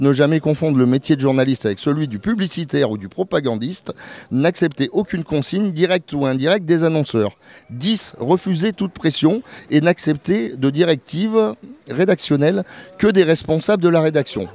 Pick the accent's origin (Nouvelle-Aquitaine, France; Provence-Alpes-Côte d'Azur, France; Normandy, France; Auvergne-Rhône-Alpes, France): Auvergne-Rhône-Alpes, France; Clermont-Ferrand; je suis de Clermont-Ferrand